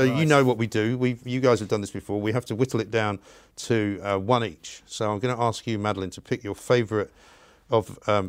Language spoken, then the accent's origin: English; London, United Kingdom; I grew up in London, so you know, we were just very cool because we were from London.